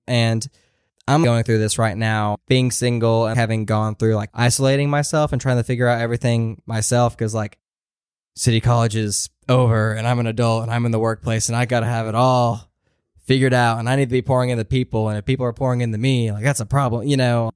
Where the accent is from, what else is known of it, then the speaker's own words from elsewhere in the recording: Maryville, Tennessee, United States; moved away as an adult; I grew up in Maryville, like, which is around the Knoxville area